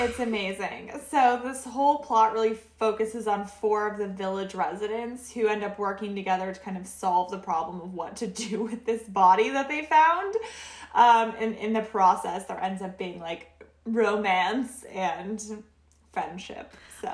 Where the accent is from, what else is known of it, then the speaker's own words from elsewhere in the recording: Oregon, United States; We're both from Oregon